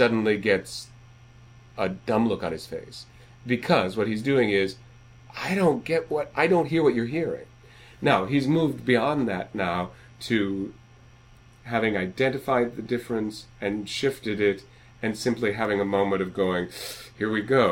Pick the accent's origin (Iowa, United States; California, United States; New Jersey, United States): Iowa, United States; when I was growing up in Iowa